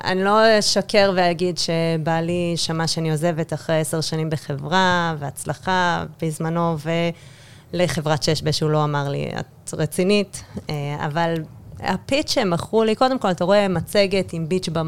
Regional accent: New York City, New York, United States; Hebrew is a second language; moved away as an adult; now in Israel; אני נולדתי שם. אה, אוקיי. born and raised.

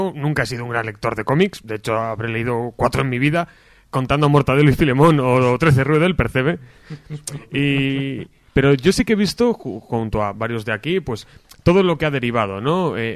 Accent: Palencia, Castile and León, Spain

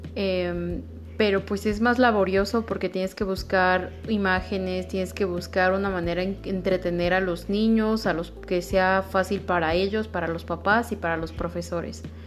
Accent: Mexico; somos ese mexicano conformista

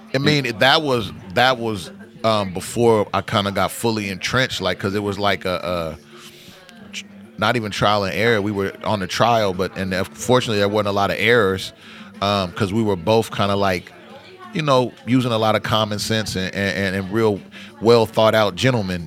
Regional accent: Portland, Oregon, United States; I grew up in Northeast Portland, like Alberta Prescott, Killingsworth, you know, between MLK and, and 33rd and Grant High School

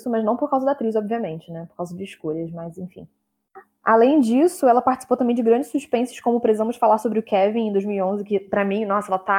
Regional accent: United Kingdom; Perdão, que eu sou britânica, aquelas.

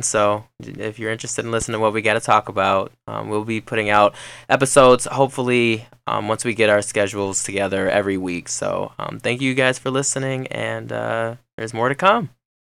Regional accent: Michigan, United States; I am from Michigan.

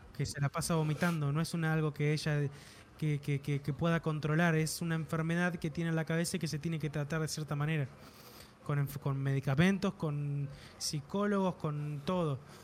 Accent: Argentina

